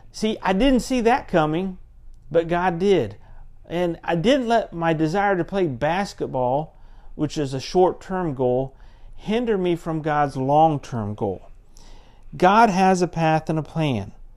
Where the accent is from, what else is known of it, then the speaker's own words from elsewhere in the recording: Central Florida, United States; also born or lived in Pensacola, Florida; I grew up in Central Florida